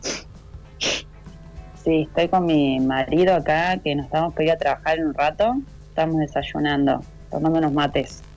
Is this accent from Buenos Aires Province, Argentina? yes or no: no; Guatraché, La Pampa, Argentina; moved away as an adult; now in Mexico; como nací en Guatraché, digo, bueno, soy de La Pampa